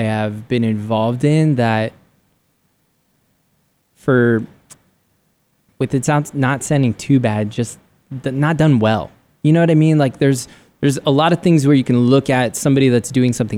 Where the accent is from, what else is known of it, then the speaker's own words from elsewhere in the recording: San Diego, California, United States; moved away as an adult; now in Arizona, United States; I grew up in San Diego and loved San Diego.